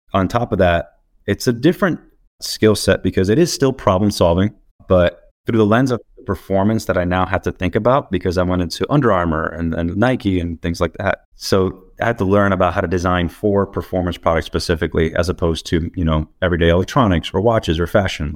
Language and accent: English; Dominican Republic; now in Portland, United States; I'm from the Dominican Republic, but currently based out of Portland.